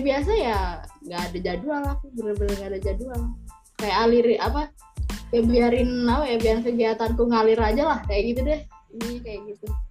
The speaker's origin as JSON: {"language": "Indonesian", "region": "Central Java", "country": "Indonesia", "said": "asalnya dari Jawa Tengah"}